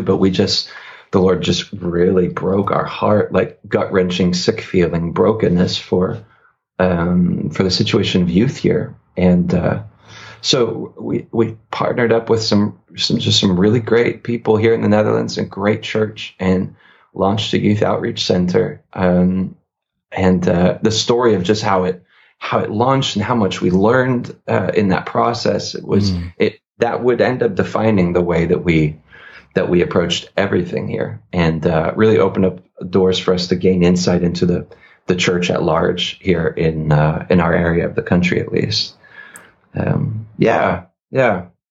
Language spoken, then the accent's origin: English; Northeast, United States; I come from the Northeast